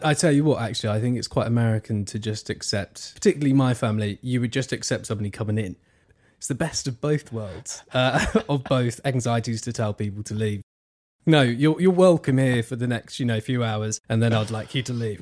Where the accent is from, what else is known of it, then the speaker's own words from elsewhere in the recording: Suffolk, East of England, United Kingdom; accent: Essex and East Anglia; when you're growing up in Suffolk